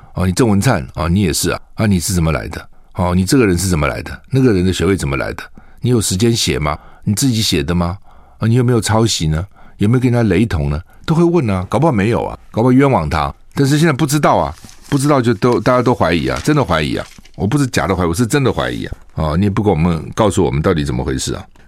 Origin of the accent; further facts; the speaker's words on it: Taiwan; 对于我们台湾人来讲，那个地方薪水比， 比在国内多几倍